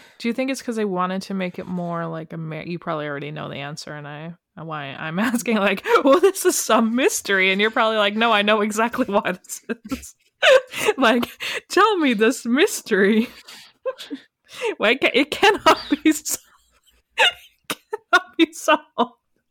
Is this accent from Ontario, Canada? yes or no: no; Calgary, Alberta, Canada; Sorry, I'm from Calgary.